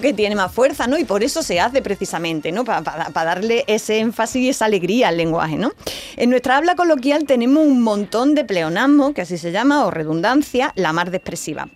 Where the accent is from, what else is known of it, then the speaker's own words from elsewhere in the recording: Andalusia, Spain; accent: Andalusian; el andaluz emplea muchas imágenes, como eh, hay un montón de metáforas en las cosas que decimos. Por ejemplo, no decimos esto está bien, esto está canela